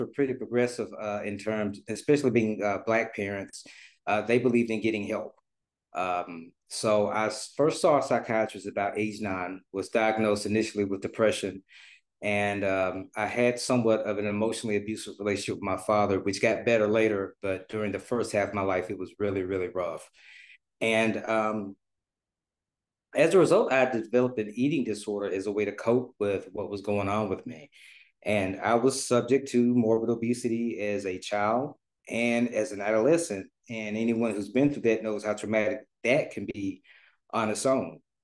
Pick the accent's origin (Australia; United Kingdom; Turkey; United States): United States; Memphis, Tennessee; moved away as an adult; now in Dallas, United States; I'm originally from Memphis, Tennessee, uh, now residing in Dallas, Texas